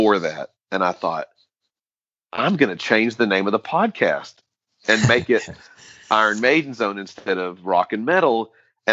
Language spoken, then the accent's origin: English; United States; as an American